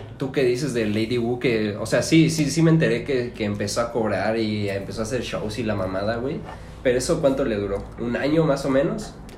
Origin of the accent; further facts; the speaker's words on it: Celaya, Guanajuato, Mexico; tengo 23 años y soy de Celaya, Guanajuato